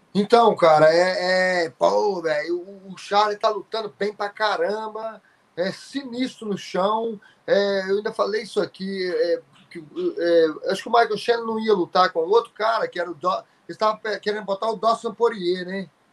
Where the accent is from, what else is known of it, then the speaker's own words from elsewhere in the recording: Sobrália, Minas Gerais, Brazil; moved away; lá na minha cidade